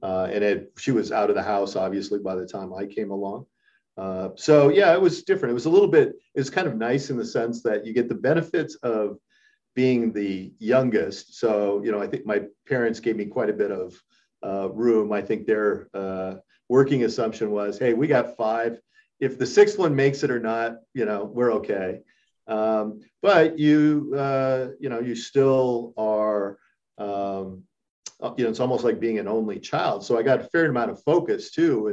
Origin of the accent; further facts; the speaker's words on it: Montana, United States; I was born in Montana. My father had a ranch in Western Montana.